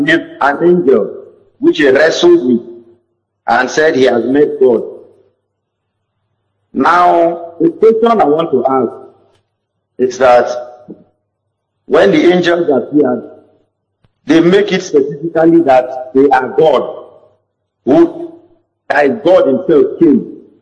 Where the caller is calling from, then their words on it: Bayelsa, Nigeria; I'm calling from Bayelsa.